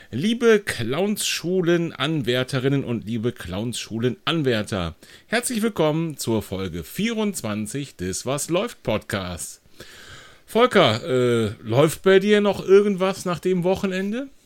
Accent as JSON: {"language": "German", "region": "North Rhine-Westphalia", "country": "Germany", "said": "Ich komme ja aus der Kölner Gegend"}